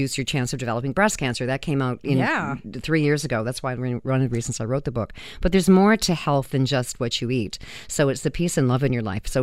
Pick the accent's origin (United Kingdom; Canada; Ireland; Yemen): Canada; Vancouver, British Columbia; moved away as an adult; now in Toronto, Canada; I was born in Vancouver, but I've been living in Toronto for like 30 years